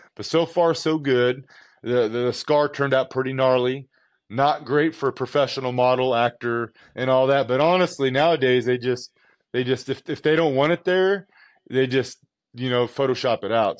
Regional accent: Southern California, United States; I'm from California, Southern California. Had a pool in my backyard. Used to swim all the time.

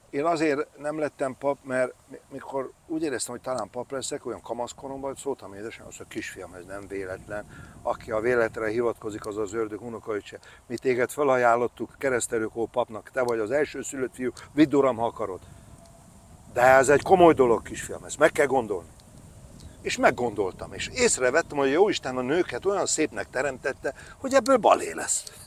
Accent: Hegykő, Győr-Moson-Sopron, Hungary; moved away; also born or lived in Székesfehérvár; Tehát az igazi haza az mindig a szülőfalum hegykő, ott a Fertőtó partján

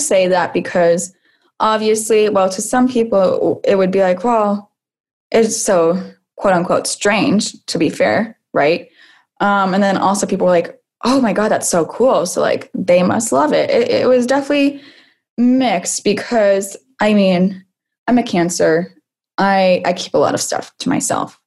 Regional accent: Salem, Massachusetts, United States; I am from Salem, Massachusetts as well

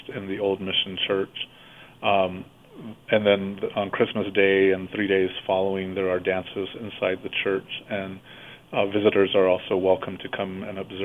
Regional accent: Acomita, New Mexico, United States; I grew up in Acomita Village

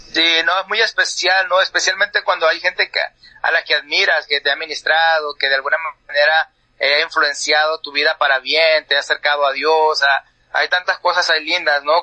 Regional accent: Mexico; now in Tucson, United States; Yo ah, soy mexicano

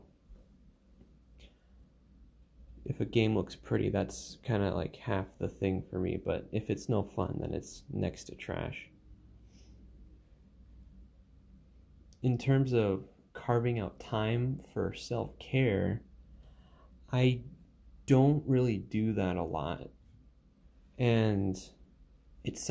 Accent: Alaska, United States; moved away; I come from Alaska

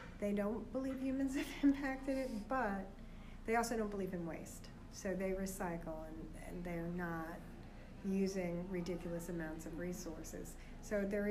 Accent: New York City, New York, United States; I grew up on Staten Island, New York

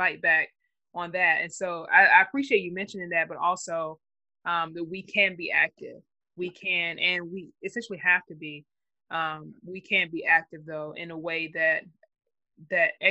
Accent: Georgia, United States; I'm from Georgia

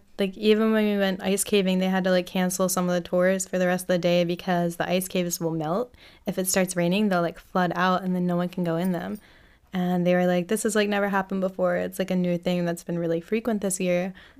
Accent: Bel Air, Maryland, United States; I'm from Bel Air.

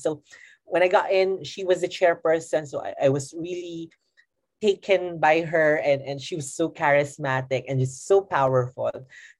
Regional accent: Abra, Cordillera Administrative Region, Philippines; moved away; also born or lived in Quezon City, Philippines; I'm 26 years old. And I'm based in the Philippines. I'm from Quezon City, but I'm originally from the province of Abra. So if you know someone who's listening who's from Abra, then hi, I'm an Ilocanan.

